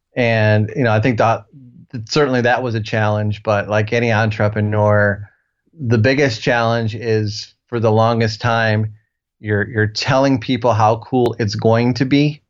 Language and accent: English; Ohio, United States; moved away; also born or lived in Nashville; I'm from Ohio originally